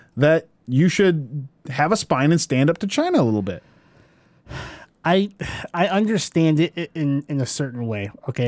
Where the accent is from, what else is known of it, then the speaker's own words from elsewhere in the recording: United States; value the things I value as an American